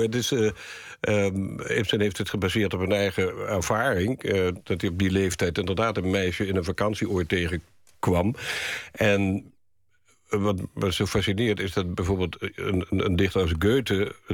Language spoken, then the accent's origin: Dutch; Curaçao; born there; Ja, ik ben geboren in Curaçao.